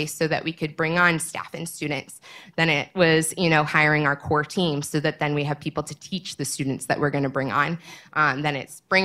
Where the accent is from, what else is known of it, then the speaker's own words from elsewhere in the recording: Naperville, Illinois, United States; also born or lived in Missouri; And then in my high school, I come from Naperville. And so I went to Neuqua Valley